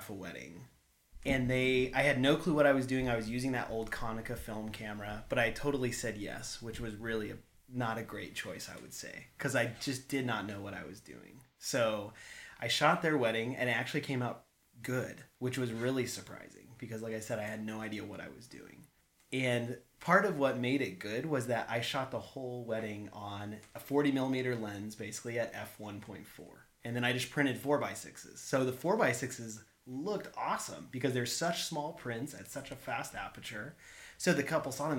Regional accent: Palisade, Colorado, United States; moved away; also born or lived in Portland, Oregon; I grew up in Palisade, Colorado, so Western Colorado

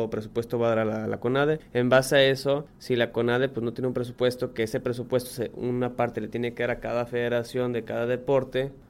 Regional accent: Mexico; nosotros como deportistas mexicanos nos hemos adaptado, sabemos, así como sabemos que el fútbol es lo primero que está aquí en México

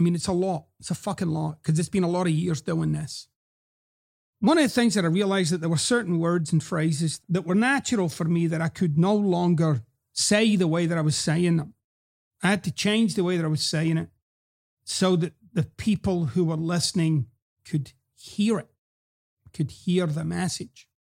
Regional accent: Scotland, United Kingdom; I've explained about my accent before. And I'm actually very relaxed about it. I'm at peace with it. One of the things that I notice, because, you know, I go back to quote-unquote home, Scotland, every few years.

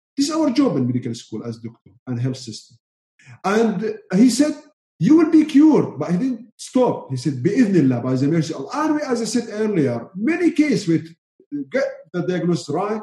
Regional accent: Syria; first language Arabic; English is a second language; moved away; I'm from Syria, Arabic speaker

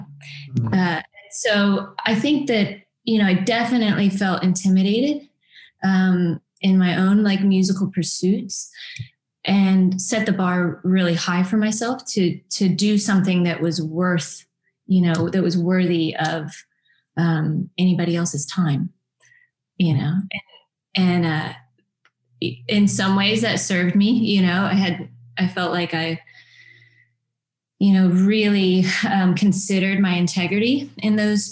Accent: Nashville, Tennessee, United States; growing up in Nashville, around in a music community

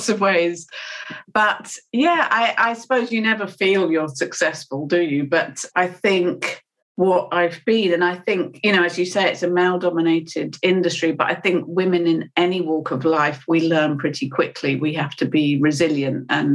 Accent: United Kingdom; I'm British

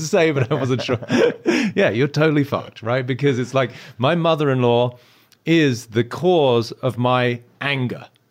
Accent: United Kingdom; I'm British

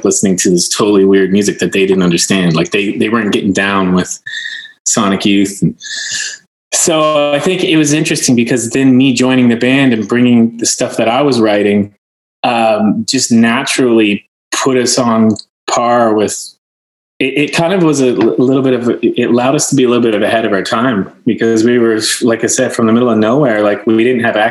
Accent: Nova Scotia, Canada; born or raised there; moved away

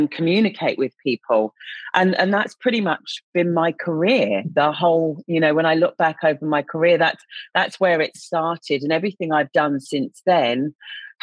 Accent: United Kingdom; moved away as an adult; now in Australia; I'm obviously a Brit living in Australia

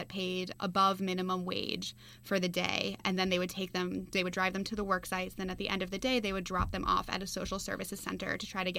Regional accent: Massachusetts, United States; I'm actually from Massachusetts

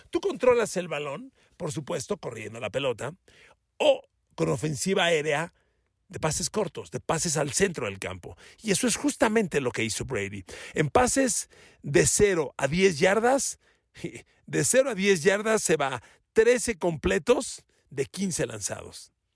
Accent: Mexico

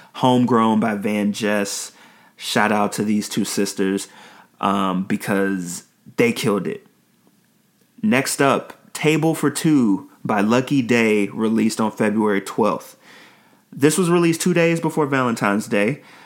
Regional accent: Nigeria; me being Nigerian

